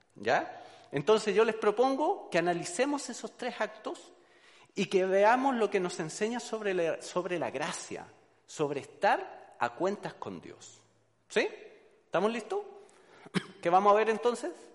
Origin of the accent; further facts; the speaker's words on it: Chile; moved away; soy chileno, de Chile, colocolino de corazón